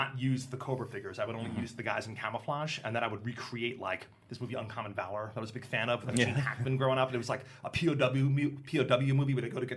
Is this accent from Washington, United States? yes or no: no; Roslyn Heights, New York, United States; we grew up on Long Island in the suburbs, like in Nassau County, and I grew up in Roslyn Heights.